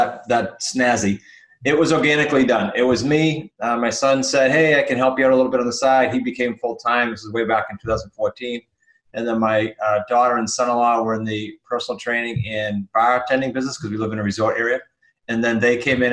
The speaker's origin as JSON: {"language": "English", "region": "New England", "country": "United States", "said": "we're from New England"}